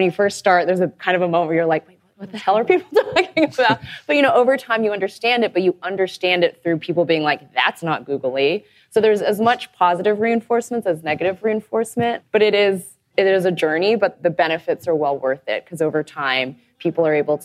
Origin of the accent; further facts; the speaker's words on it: Texas, United States; I'm from Texas.